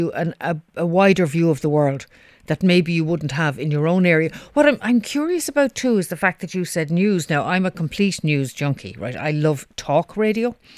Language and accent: English; Ireland